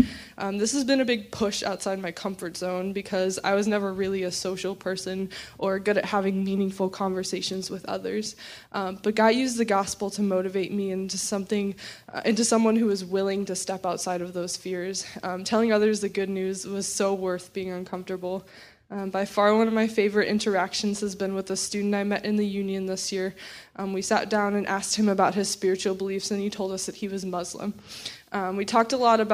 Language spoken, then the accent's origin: English; Champaign, Illinois, United States; I grew up right here in Champaign